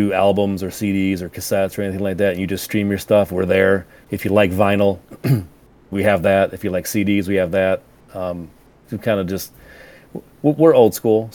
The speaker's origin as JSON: {"language": "English", "region": "Michigan", "country": "United States", "said": "Little Caesars is from our town"}